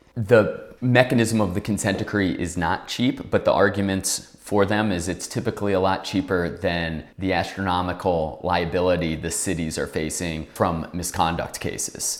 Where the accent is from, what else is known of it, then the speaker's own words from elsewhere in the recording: New Orleans, Louisiana, United States; moved away as an adult; also born or lived in Washington, D.C.; I'm from New Orleans, love New Orleans